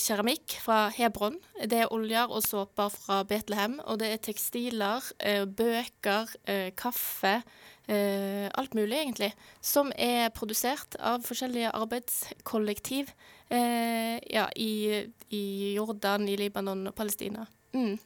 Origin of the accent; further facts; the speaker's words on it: Norway; vi som nordmenn